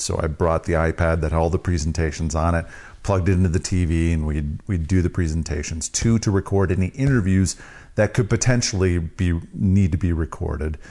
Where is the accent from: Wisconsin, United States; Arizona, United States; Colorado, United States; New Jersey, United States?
Wisconsin, United States; I'm from Wisconsin